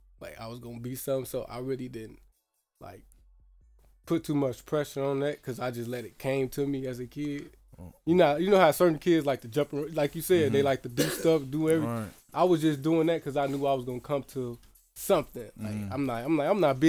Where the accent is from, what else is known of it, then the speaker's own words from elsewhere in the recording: Chicago, Illinois, United States; I grew up in the Dearborns on 29th and State Street